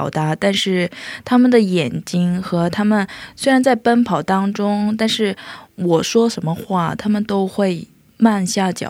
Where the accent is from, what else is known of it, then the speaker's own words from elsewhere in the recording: China; moved away as an adult; now in South Korea; 因为我是在中国长大，